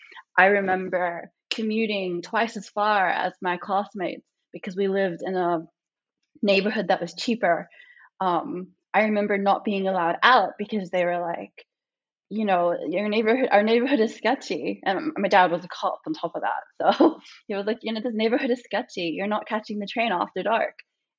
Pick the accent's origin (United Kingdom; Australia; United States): Australia; born there; Like I was born entirely in Australia. We're just skip the fact I'm not American. Just translate my Australian experiences over. I was born in Australia